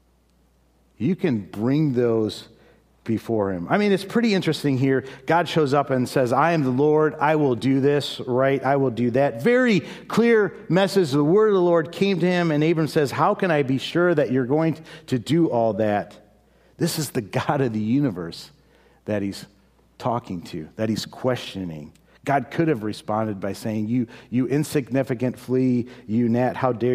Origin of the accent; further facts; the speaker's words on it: Chicago, Illinois, United States; moved away; I'm from Chicago